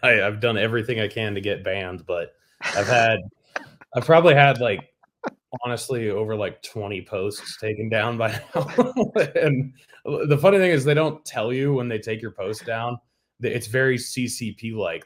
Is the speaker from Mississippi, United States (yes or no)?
no; New Hampshire, United States; now in Utah, United States; born and raised in New Hampshire